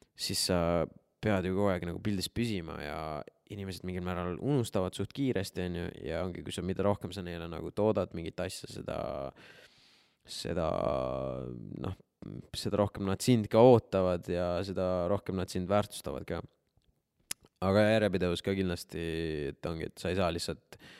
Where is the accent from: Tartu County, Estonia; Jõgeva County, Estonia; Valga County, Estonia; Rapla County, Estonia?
Jõgeva County, Estonia; Jõgeva; moved away; ma olen ise Jõgevalt pärit